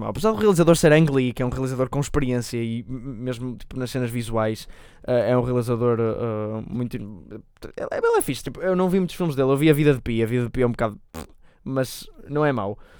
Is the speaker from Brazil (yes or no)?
no; Portugal; somos portugueses